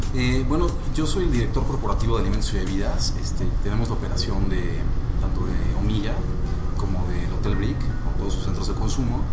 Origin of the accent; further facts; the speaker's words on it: Mexico; de cómo somos los mexicanos